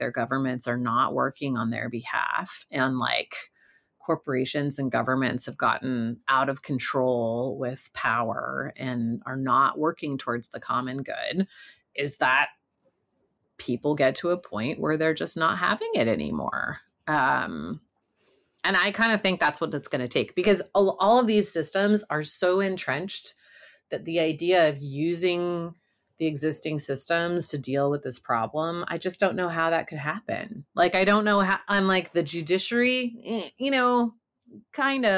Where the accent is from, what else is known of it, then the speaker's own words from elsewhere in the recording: California, United States; I am from California